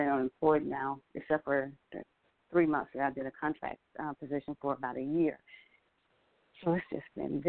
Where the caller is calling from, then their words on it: Georgia, United States; I'm calling from Georgia.